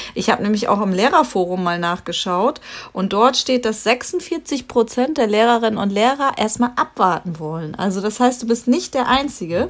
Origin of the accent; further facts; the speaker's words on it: Lower Saxony, Germany; bei uns in Niedersachsen